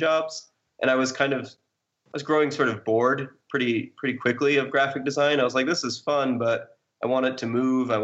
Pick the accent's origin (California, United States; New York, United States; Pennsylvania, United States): New York, United States; I'm originally from New York